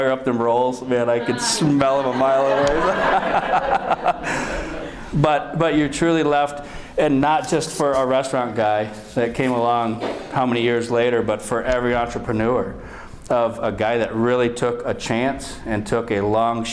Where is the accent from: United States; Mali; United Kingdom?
United States; Chelsea, Michigan; I'm from Chelsea, Michigan